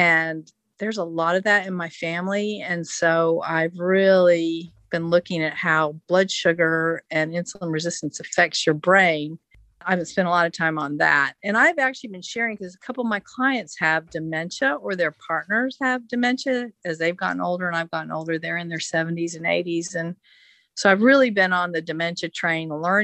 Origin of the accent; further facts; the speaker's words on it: Oak Ridge, Tennessee, United States; I grew up in Oak Ridge, Tennessee